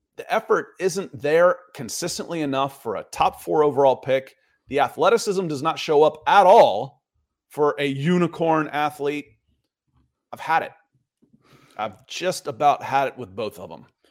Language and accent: English; Atlanta, Georgia, United States; also born or lived in Cleveland; I grew up in Atlanta. I was born in Cleveland